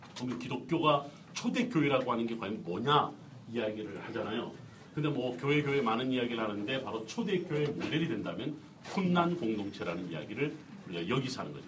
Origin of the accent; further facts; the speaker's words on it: South Korea; 우리 한국 사람들이